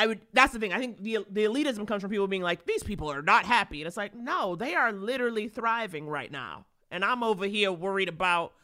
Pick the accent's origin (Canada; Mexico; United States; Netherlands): United States; New York City, New York; I grew up in Harlem